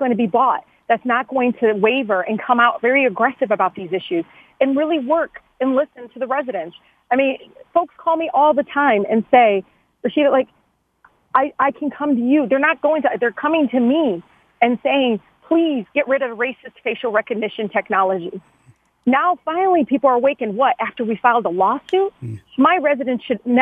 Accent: Detroit, Michigan, United States; I was born and raised in Detroit. I graduated from Detroit Public Schools.

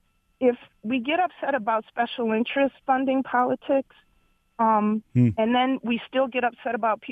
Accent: Detroit, Michigan, United States; I grew up in Detroit, victim of crime in Detroit perpetrated by young brown brothers, right? Mm-hmm. I'm a brown person

